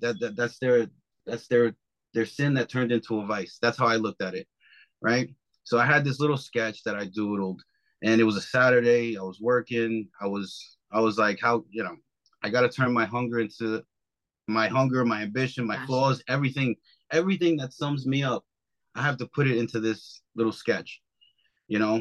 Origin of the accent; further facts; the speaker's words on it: New York, United States; I'm from New York